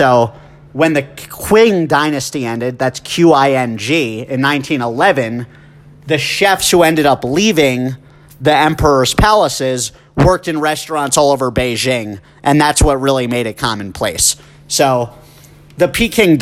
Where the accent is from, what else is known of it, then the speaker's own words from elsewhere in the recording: suburbs of New Jersey, United States; also born or lived in New York City, United States; My parents moved us when I was about 3 to the suburbs of New Jersey, but we were still about only 30 minutes away from the city